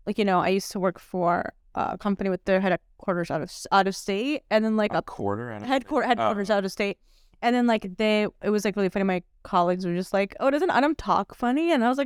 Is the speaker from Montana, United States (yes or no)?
no; California, United States; I definitely sound like some, like, hey, dude, so I'm from SoCal.